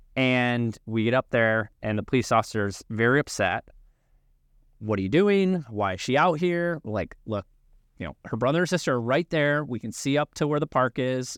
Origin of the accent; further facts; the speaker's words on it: Illinois, United States; I grew up like you in Illinois